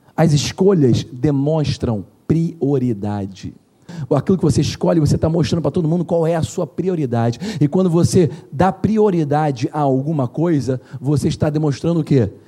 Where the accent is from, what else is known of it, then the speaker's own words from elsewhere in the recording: Brazil; a gente é brasileiro